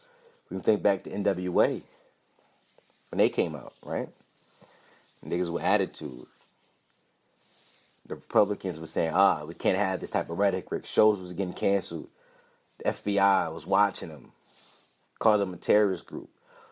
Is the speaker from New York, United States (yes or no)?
no; Philadelphia, Pennsylvania, United States; But the kid, like, he's a Philly guy, and I'm from Philly, and I've been in Chinatown in Philadelphia, and I seen ducks hanging in windows.